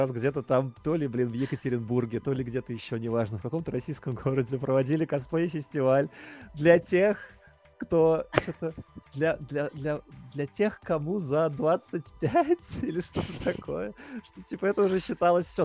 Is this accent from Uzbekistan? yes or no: no; Latvia; хоть я из Латвии